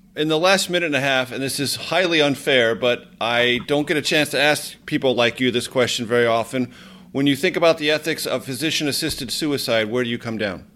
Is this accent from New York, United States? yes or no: no; Coronado, California, United States; my hometown, the Hotel Del California in Coronado, just outside of San Diego